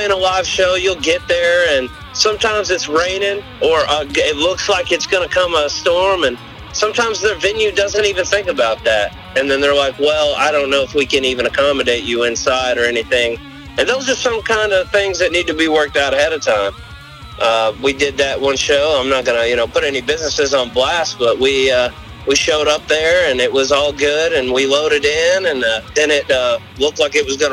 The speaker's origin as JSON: {"language": "English", "area": "near Knoxville", "region": "Tennessee", "country": "United States", "tie": "born or raised there", "also_born_or_lived": "Virginia Beach, Virginia", "moved": "as an adult", "lives_now": "Southern Maryland, United States", "said": "I'm from just a little town called High School out of just outside of Knoxville, Tennessee."}